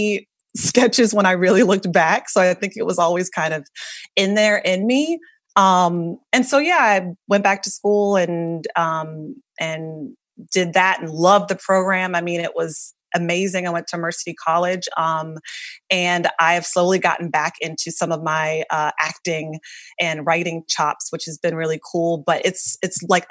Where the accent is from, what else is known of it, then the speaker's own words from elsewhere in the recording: North Carolina, United States; moved away as an adult; now in New York City, United States; I'm from a really, really small town in North Carolina